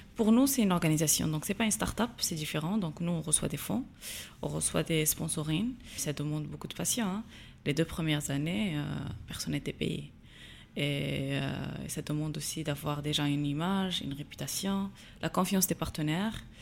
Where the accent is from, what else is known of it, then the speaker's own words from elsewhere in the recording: Agadir, Souss-Massa, Morocco; moved away as an adult; also born or lived in United States; j'ai grandi à Gadir la meilleure ville du Maroc